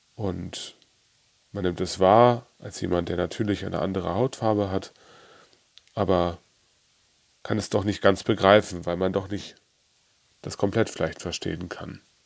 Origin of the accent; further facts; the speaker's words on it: Germany; bei uns in Deutschland